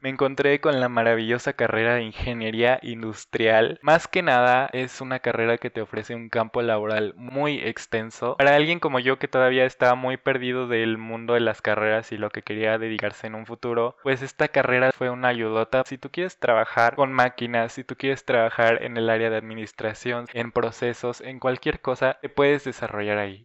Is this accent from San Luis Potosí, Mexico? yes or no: no; Querétaro, Mexico; tengo 19 años, soy de Querétaro